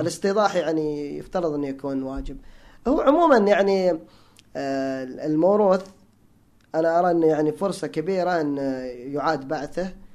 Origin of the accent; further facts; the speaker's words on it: Hijaz, Saudi Arabia; انا تعصب حجازي هناك في الحجاز